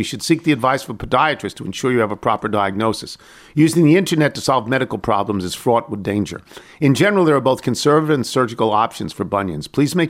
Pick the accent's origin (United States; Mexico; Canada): Canada; I'm a gal from Canada who cold-called Reggie Jackson's peeps